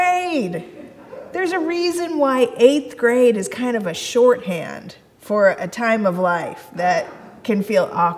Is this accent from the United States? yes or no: yes; Kansas City, United States; I came from the Midwest. My church was in Kansas City. That's where I grew up